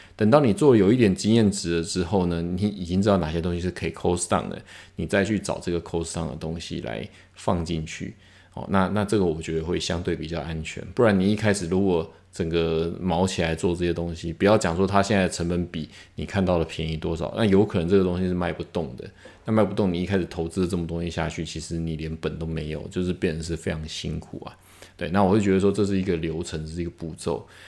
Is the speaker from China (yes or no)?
no; Taiwan; 一个台湾人在那边做一个品牌